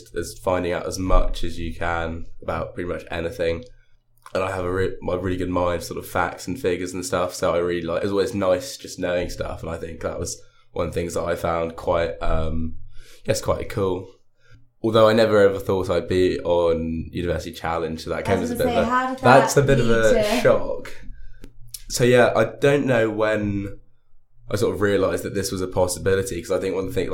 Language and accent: English; London, United Kingdom; moved away as an adult; now in Durham, United Kingdom; I come from Northwest London